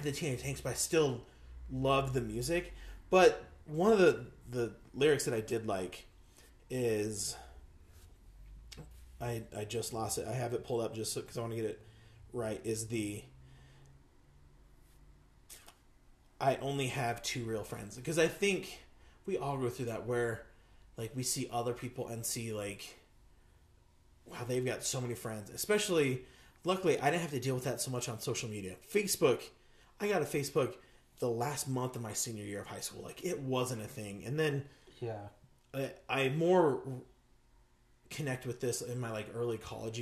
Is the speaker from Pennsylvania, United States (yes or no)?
no; Las Vegas, Nevada, United States; I grew up in Las Vegas, the Las Vegas area